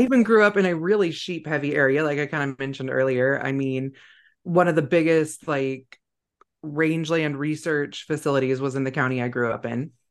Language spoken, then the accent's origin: English; Northern California, United States; I grew up in Northern California